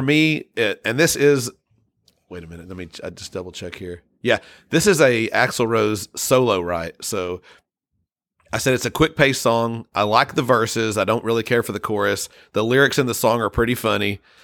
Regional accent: United States; being an American

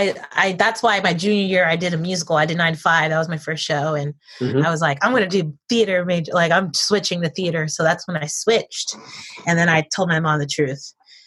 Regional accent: Paterson, New Jersey, United States; born there; also born or lived in Virginia; So I grew up, I was born in New Jersey, Patterson. Yep. First generation. My mother's side is from Dominican Republic.

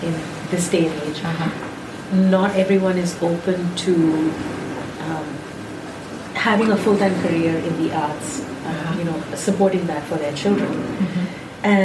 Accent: India; then, of course, I'm there from India.

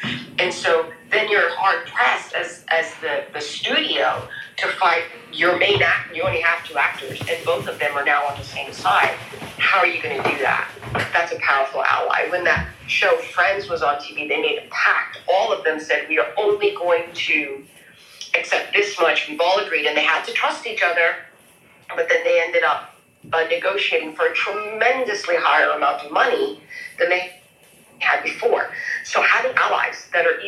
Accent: New York, United States; now in Germany; I'm from New York, I'm an American, came to Germany

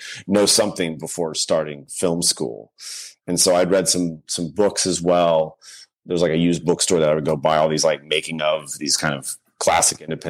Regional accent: Sugar Land, Texas, United States; moved away as an adult; I grew up kind of in a small suburb outside of Houston, Sugarland

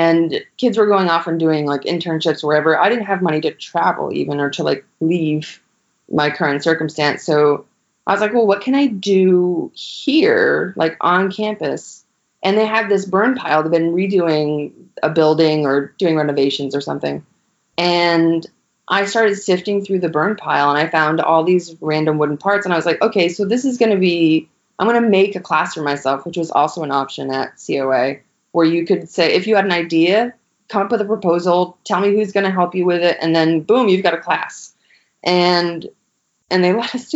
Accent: Western Maine, United States; also born or lived in New York; I'm originally from Western Maine, so a very rural area.

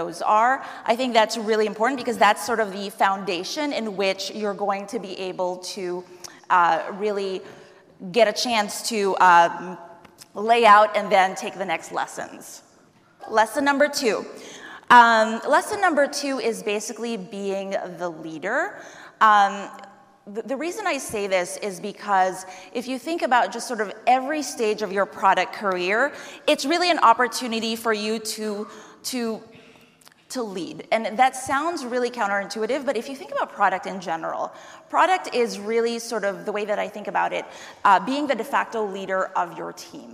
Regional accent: New York City, New York, United States; I am from New York City.

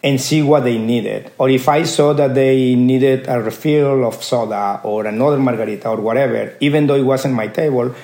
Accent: Córdoba, Veracruz, Mexico; moved away; I was born in Mexico, in Cordoba, Veracruz.

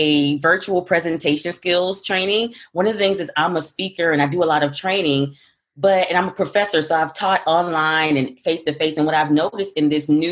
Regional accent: the South, United States; accent: Southern; I'm a Southerner

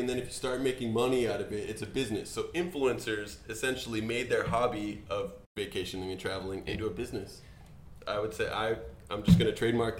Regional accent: Agoura Hills, California, United States; So, I'm from Agoura Hills. It's north of Los Angeles. I went to Agoura Hills High School.

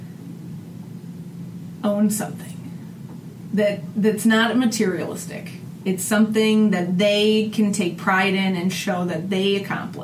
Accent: Northeast Iowa, United States; this is my hometown

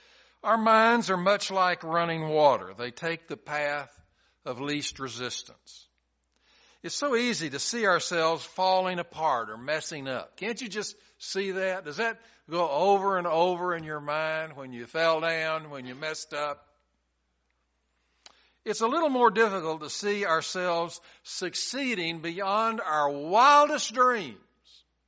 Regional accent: Chattanooga, Tennessee, United States; also born or lived in Texas / Georgia / Arizona; I grew up in Chattanooga. I went to Texas, and I got a little bit of the Texas stuff. I moved to Georgia. I moved to Arizona, moved back to Georgia, moved to Plant City.

